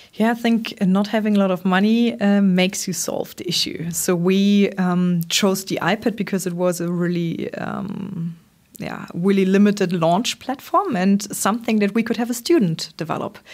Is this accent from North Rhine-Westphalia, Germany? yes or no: no; Trier, Rhineland-Palatinate, Germany; born and raised in Trier, not too far off Koblenz